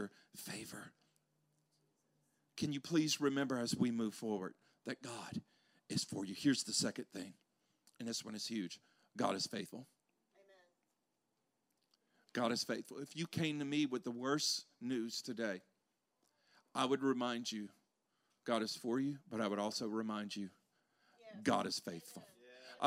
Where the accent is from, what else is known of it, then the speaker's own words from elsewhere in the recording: Louisiana, United States; moved away; I'm from Louisiana